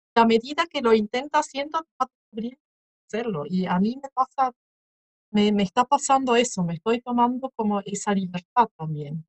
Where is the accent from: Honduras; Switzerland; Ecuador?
Switzerland; moved away; mismo en mi infancia en Suiza